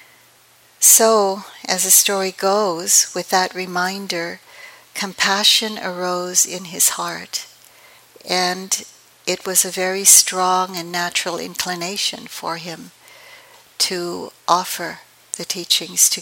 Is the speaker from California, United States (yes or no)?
yes; San Francisco, California, United States; also born or lived in East Palo Alto / Philippines; I was raised in San Francisco in the projects near the Cow Palace, and we finally got out of there and moved to East Palo Alto.